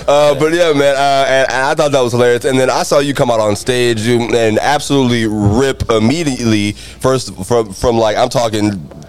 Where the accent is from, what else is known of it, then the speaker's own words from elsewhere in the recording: Jacksonville, Florida, United States; I grew up in Jacksonville, so I didn't know this was over here at all.